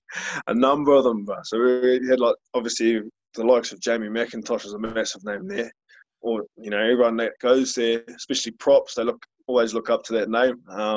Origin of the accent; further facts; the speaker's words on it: Southland, New Zealand; And when you're growing up in Southland, you know, coming through Southland Boys